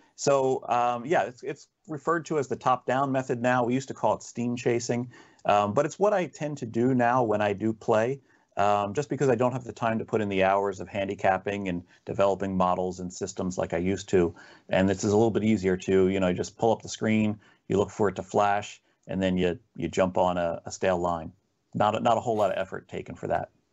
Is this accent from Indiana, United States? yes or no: no; New Jersey, United States; I'm born and raised in South Jersey. And, uh, so I've kinda grown up around the Philadelphia area